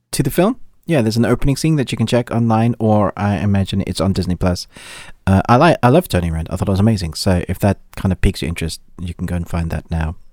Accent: South Africa; I grew up in South Africa

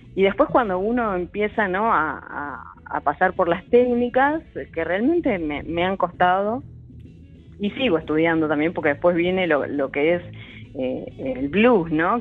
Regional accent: Bella Vista, Argentina; Yo nací en Bellavista

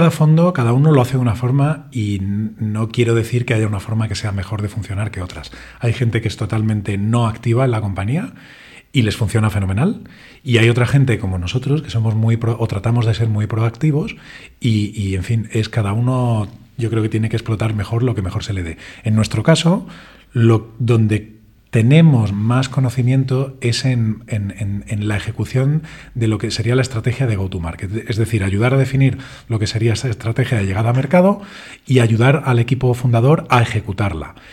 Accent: Spain; que somos tres españoles y otros tres israelíes

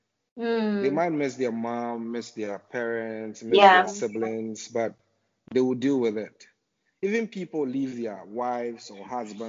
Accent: Ghana; also born or lived in Accra, Ghana / Takoradi, Ghana / Kobe, Japan; So yes, I grew up in Ghana, basically. I had most of my education in Ghana before I started traveling outside Ghana.

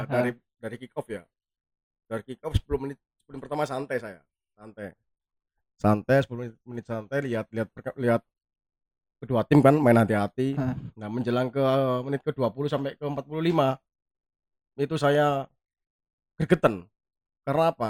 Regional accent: Surabaya, East Java, Indonesia; Saya, da saya, dari Kebraon

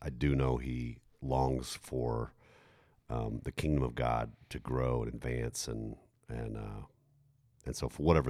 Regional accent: Germany; I mean, yeah, I grew up in Germany in the 1980s.

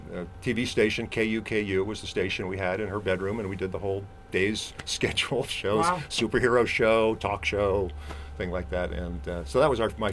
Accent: Ohio, United States; also born or lived in New York; I was born in New York, but we grew up in Ohio for the most part.

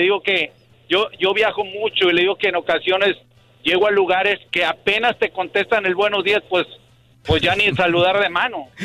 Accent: Mexico; moved away as an adult; also born or lived in Matamoros; now in United States; yo vengo de México, ya tengo más de 20 años aquí, en Estados Unidos. Y pues la costumbre que tenía yo en México, pues obviamente estamos hablando desde que pues, mis papás me educaban

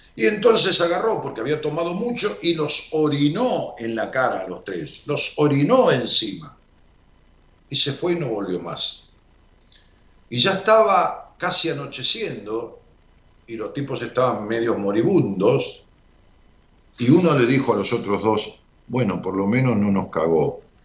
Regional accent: Ramos Mejía, Buenos Aires Province, Argentina; allá por mi pueblo, por Robo Mejía

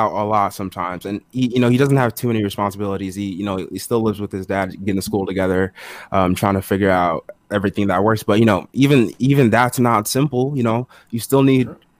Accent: Togo; I was born in Togo. It's between Benin and Ghana over in West Africa

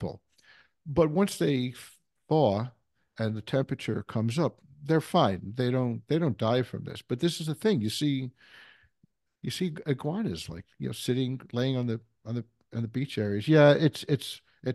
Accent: New York City, New York, United States; moved away; also born or lived in Colorado; I come from New York City, and I was in the fire department on the EMS side

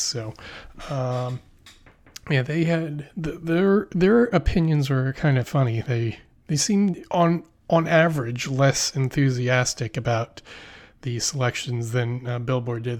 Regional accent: Philadelphia, Pennsylvania, United States; now in New York, United States; I'm from Pennsylvania, I live in New York.

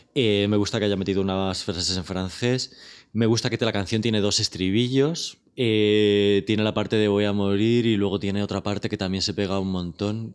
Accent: Torrejón de Ardoz, Community of Madrid, Spain; yo soy de Torrejón

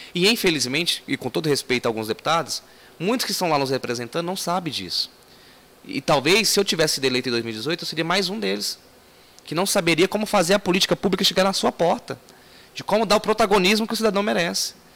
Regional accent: Brasília, Federal District, Brazil; also born or lived in Ceilândia; Morávamos na Ceilândia e chegamos em 94 no Recanto das Emas

